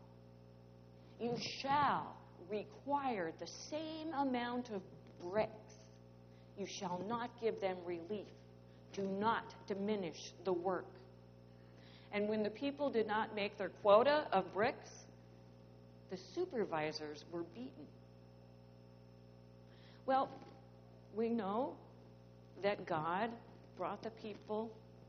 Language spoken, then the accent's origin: English; St. Louis, Missouri, United States; I grew up in St. Louis